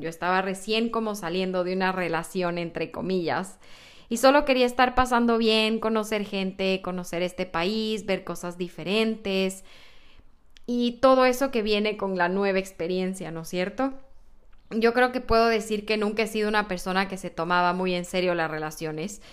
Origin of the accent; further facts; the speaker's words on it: Ecuador; moved away as an adult; now in United States; qué había en Ecuador, qué comemos allá